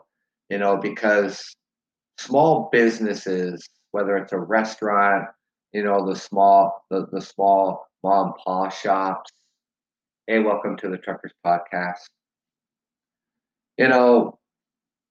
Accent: Canada; I live in Canada, so I have nothing to do with Americans, elections, and stuff like that. I'm Canadian.

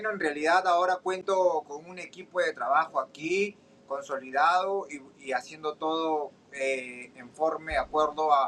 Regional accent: Peru; cuando yo pelee en, en, Perú, en mi país, ahí no voy a estar de visitante

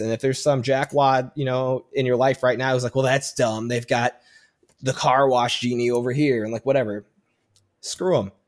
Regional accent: Chicago, Illinois, United States; moved away as an adult; now in San Diego, United States; I grew up in Chicago and never felt like I fit in. And I move out to San Diego

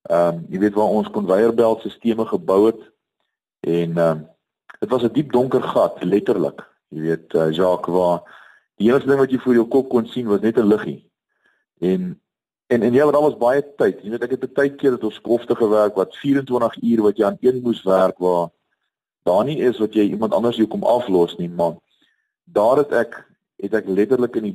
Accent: KwaZulu-Natal, South Africa; also born or lived in Bloemfontein; Ek het uh, groot geword in um, verskeie plekke in Suid-Afrika, ek is gebore in Bloemfontein. Ek vormingsjare was op die Natalse suidkus gewees waar ek die see baie goed leer ken het.

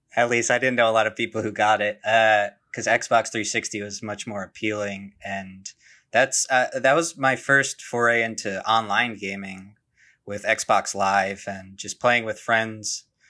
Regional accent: New Jersey, United States; I'm from New Jersey

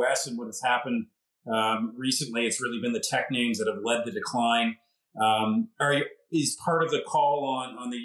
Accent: Canada; As a Canadian and a homeowner

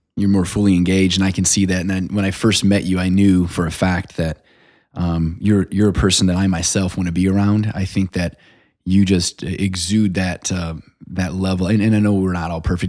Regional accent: South Bend, Indiana, United States; I grew up on the West Side

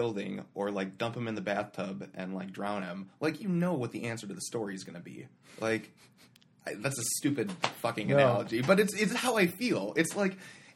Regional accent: United States; as an American people

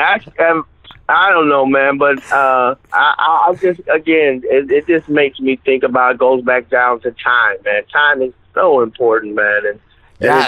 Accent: Akron, Ohio, United States; I'm from Akron, Ohio

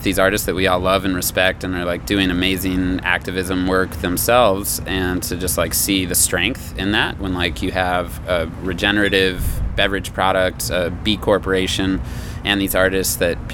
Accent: Aspen, Colorado, United States; I grew up in Aspen, Colorado

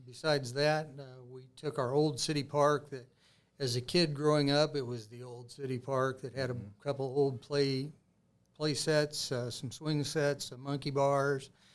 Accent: Greenwood, Indiana, United States; I grew up in Greenwood

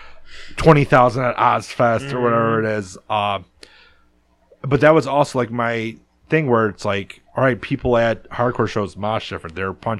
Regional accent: Detroit, Michigan, United States; also born or lived in Downriver, Michigan; I live in the suburbs now. I live in Downriver, but I grew up in Southwest Detroit

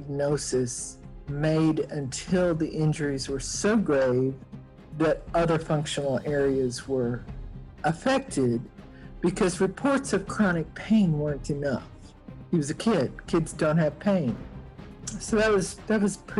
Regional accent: Montana, United States; I grew up in the state of Montana. And in a small town between Helena and Butte on the Continental Divide.

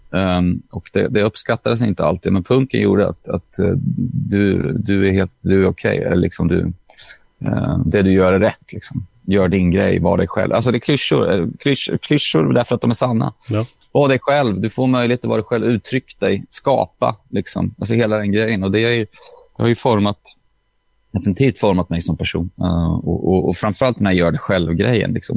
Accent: Åtvidaberg, Östergötland, Sweden; jag är från Åtvidaberg

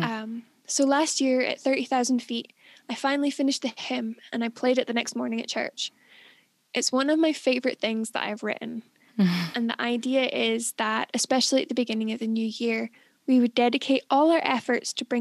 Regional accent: Scotland, United Kingdom; as a Scottish person

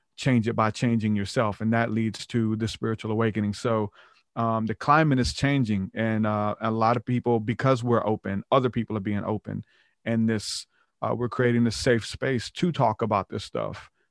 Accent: the Bible Belt, United States; we're from the Bible Belt

